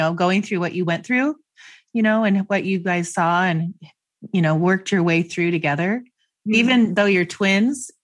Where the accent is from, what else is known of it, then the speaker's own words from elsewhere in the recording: Gig Harbor, Washington, United States; coming from my hometown of, well, Gig Harbor, but Seattle